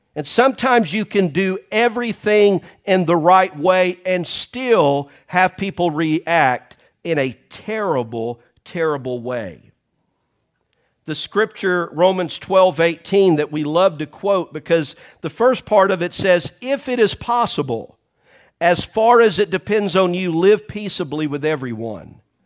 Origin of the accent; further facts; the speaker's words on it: the South, United States; I am from the South